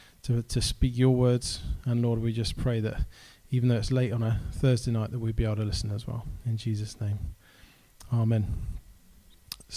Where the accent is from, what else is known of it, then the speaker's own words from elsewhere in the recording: Helston, South West England, United Kingdom; also born or lived in Cardiff; now in Falmouth, United Kingdom; I grew up in Helston